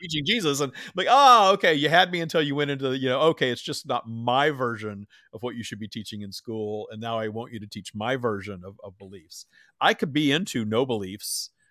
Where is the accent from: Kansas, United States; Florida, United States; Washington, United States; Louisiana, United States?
Louisiana, United States; Minden; I grew up in Minden, Louisiana, Bible, as Bible Belt as it gets